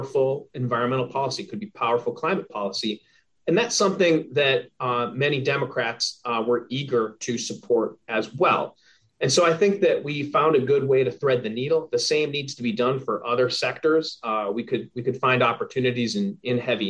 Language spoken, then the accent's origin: English; Minnesota, United States; I grew up in Minnesota